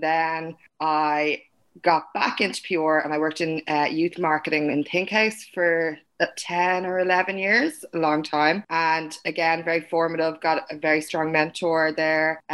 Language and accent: English; Dublin, Leinster, Ireland; Myself and Brendan grew up in the same area in Kingswood.